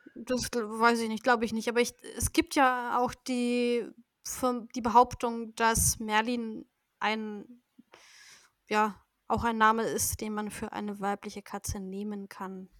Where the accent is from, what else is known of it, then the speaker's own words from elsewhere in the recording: Nuremberg, Bavaria, Germany; ich komme aus Bayern, natürlich. Besser gesagt aus Nürnberg oder Umgebung von Nürnberg.